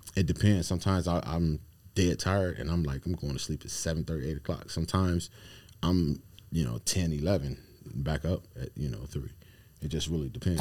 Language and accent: English; Akron, Ohio, United States; I'm from Ohio, Akron